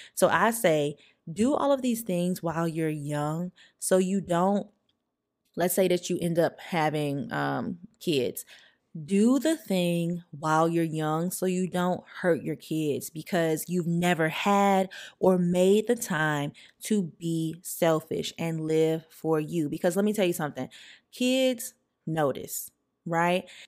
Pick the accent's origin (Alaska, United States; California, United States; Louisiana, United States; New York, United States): Louisiana, United States; St. Francisville; I grew up in St. Francisville, Louisiana, very, very small town, population of like 4,000 people